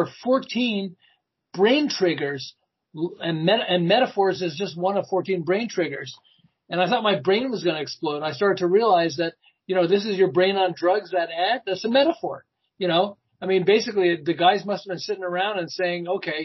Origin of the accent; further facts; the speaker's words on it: Montreal, Quebec, Canada; moved away as an adult; now in Southern California, United States; I'm originally from Montreal, and I ran an advertising agency in Montreal